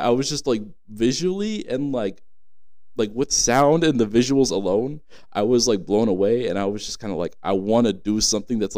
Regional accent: San Diego, California, United States; moved away as an adult; also born or lived in Arizona; I'm from San Diego, California.

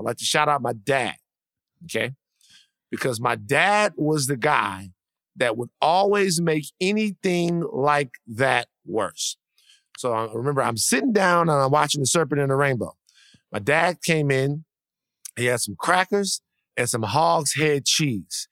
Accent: South Louisiana, United States; I'm from the, I'm from South Louisiana.

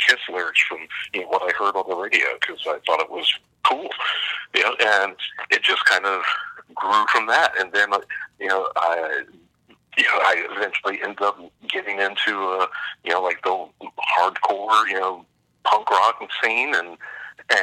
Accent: Columbus, Ohio, United States; moved away; also born or lived in California / Canada; I grew up in Columbus, Ohio, and my neighborhood was not fun

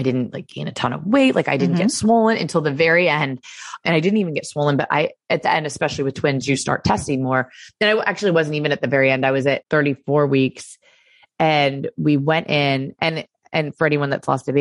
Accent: Florida, United States; moved away; also born or lived in Connecticut; I'm originally from Florida

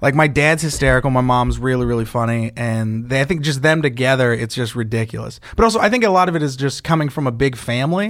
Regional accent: California, United States; I'm from California

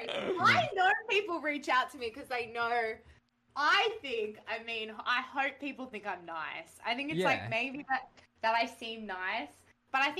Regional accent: Australia; accent: Australian; I was faking my voice and stuff, and that I wasn't really Australian, and that I sounded really Australian

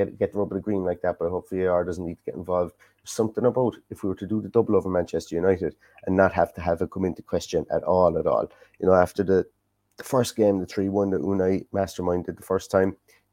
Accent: Limerick, Munster, Ireland; accent: Cork twang; moved away as an adult; also born or lived in Cork; now in Galway, Ireland; I'm not from Cork. I'm about 10, 15 minutes from the Cork border, though, was where I grew up in Limerick

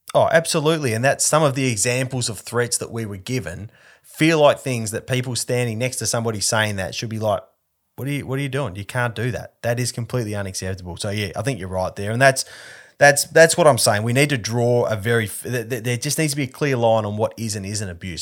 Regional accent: Perth, Western Australia, Australia; I'm from Perth and I have a strong family connection to Rally Australia, to the Rally Australia era here

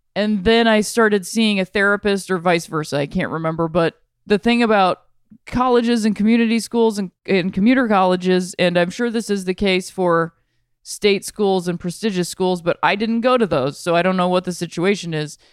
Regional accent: Akron, Ohio, United States; I'm from Ohio. I'm from Akron, Ohio.

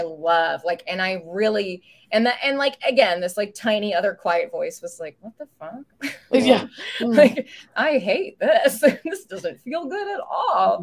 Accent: United States; also born or lived in Canada / Indiana; I'm an American citizen

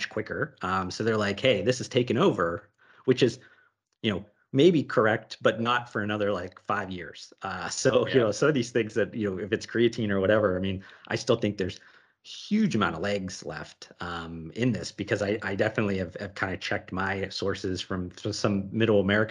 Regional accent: Northeast Ohio, United States; I grew up in Northeast Ohio

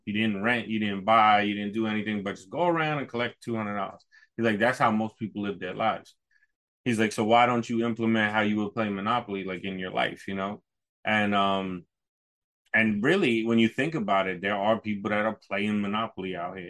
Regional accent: New York, United States; moved away; also born or lived in Poconos / Maine; growing up in New York

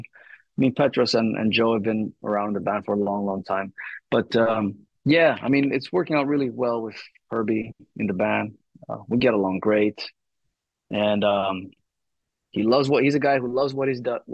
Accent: Thessaloniki, Central Macedonia, Greece; this is where I was born and raised, in Thessaloniki

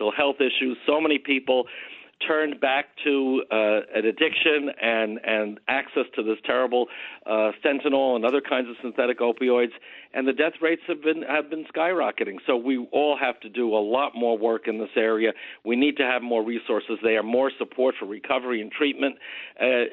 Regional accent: Nassau County, New York, United States; you and I grew up in Nassau together, and I grew up in a good Republican household

